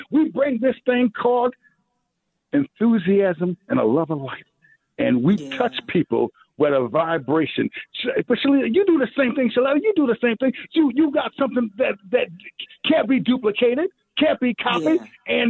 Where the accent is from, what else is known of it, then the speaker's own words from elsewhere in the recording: Minneapolis, Minnesota, United States; I'm from North Minneapolis.